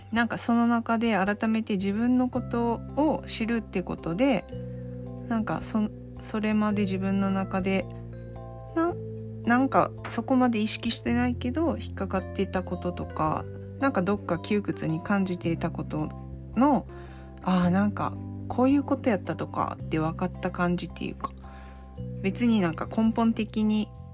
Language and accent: Japanese; Saga, Japan; 生まれたところは、まあ、佐賀県のめっちゃ端っこの田舎の方なんですけどもうほんとす海のすぐ近くでで結構周りも漁師さんの多くてうちじいちゃんも漁師やったんですけど結構その海の近くでずっと生まれ育って